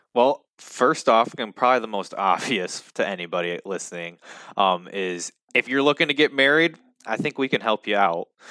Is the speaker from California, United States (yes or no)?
no; Muskegon, Michigan, United States; both Salim and I, b, being both of us born and raised in the Muskegon area